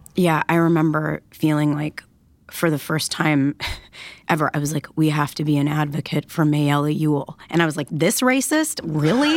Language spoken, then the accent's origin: English; Detroit, Michigan, United States; I grew up in Detroit, Michigan